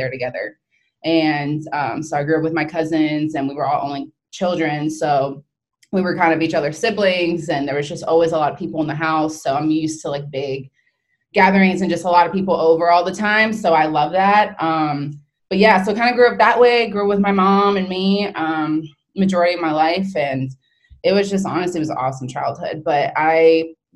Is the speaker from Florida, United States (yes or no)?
yes; Florida, United States; now in South Carolina, United States; I'm from Florida